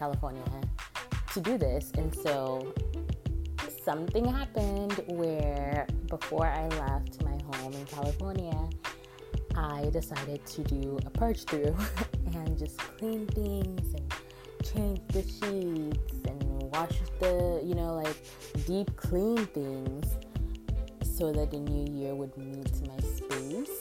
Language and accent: English; Nigeria; now in United States; the last Christmas and New Year season that I spent in my home country of Nigeria, which was in 2007